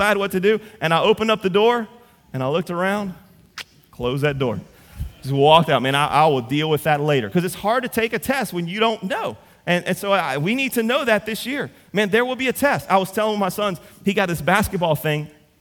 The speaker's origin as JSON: {"language": "English", "town": "Central", "region": "Louisiana", "country": "United States", "said": "I'm from Central."}